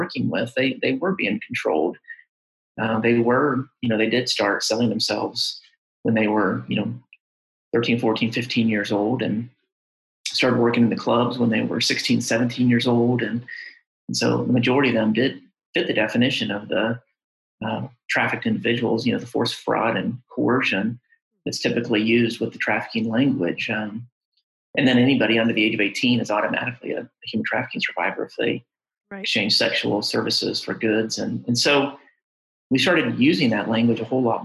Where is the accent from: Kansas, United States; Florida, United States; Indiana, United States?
Indiana, United States; moved away as an adult; now in Lexington, Kentucky, United States; I'm originally from Indiana